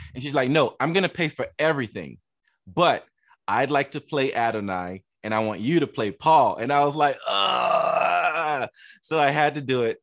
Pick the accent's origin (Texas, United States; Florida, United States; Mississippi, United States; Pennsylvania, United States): Florida, United States; Miami; I grew up in Miami